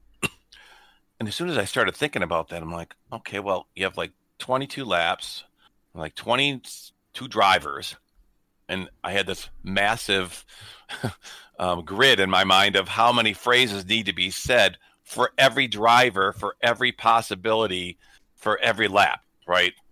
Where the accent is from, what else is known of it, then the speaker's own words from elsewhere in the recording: Detroit, Michigan, United States; I grew up in Detroit